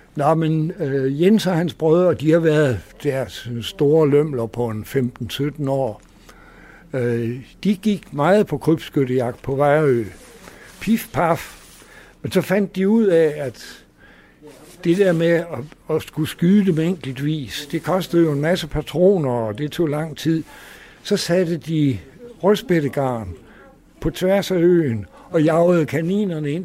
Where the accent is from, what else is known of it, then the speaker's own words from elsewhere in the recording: Aarhus, Central Denmark Region, Denmark; also born or lived in Samsø; jeg er gammel Aarhus-dreng